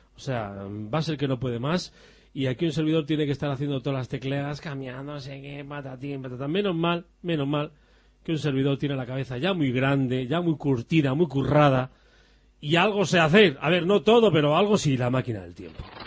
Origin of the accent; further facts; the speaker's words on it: near San Sebastián, Basque Country, Spain; donde yo nací, en Donosti